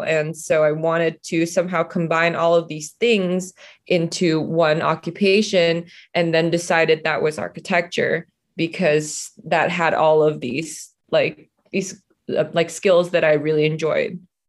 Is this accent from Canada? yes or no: no; Singapore; moved away as an adult; also born or lived in Indonesia; now in Los Angeles, United States; I was born in Indonesia. I was raised in Singapore. Well, I grew up in Singapore, and then I moved to Los Angeles from co, uh, for college, and I've been here ever since